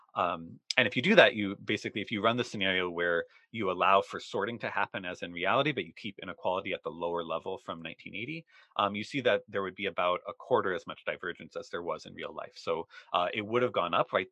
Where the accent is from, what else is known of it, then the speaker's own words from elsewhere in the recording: Rochester, Minnesota, United States; where I grew up in in Rochester, Minnesota